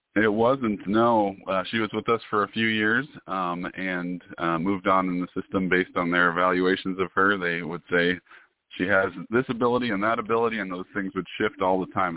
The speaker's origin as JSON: {"language": "English", "region": "Washington", "country": "United States", "said": "I'm originally from Washington State"}